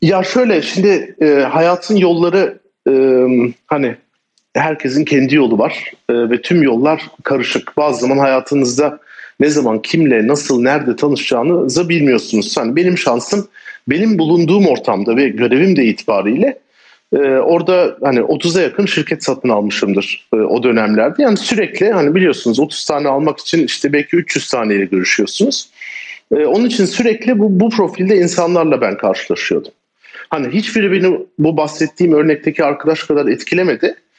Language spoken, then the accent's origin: Turkish; Turkey